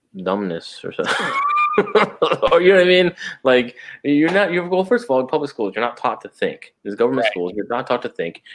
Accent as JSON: {"language": "English", "town": "San Antonio", "region": "Texas", "country": "United States", "said": "I'm a citizen of the kingdom of God first. Then I'm an American. Then I'm a Texan. Then I'm a San Antonio"}